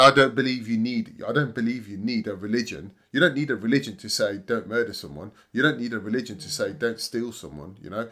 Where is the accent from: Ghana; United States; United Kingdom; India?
United Kingdom; Leamington Spa, West Midlands; I'm from Leamington Spa